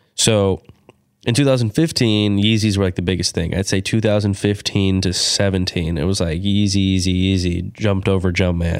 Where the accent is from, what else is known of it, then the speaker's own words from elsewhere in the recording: California, United States; growing up in California